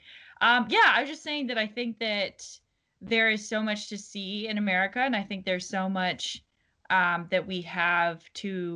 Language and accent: English; New England, United States; moved away as an adult; also born or lived in Florida; I'm from the New England originally